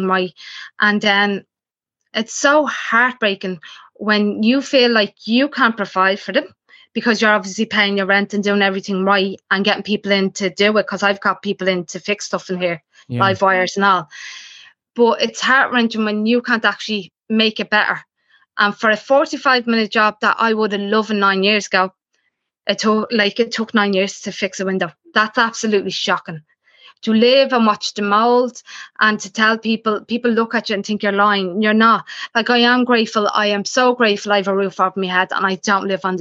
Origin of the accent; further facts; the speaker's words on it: Dublin, Leinster, Ireland; I came from Dolphins Barn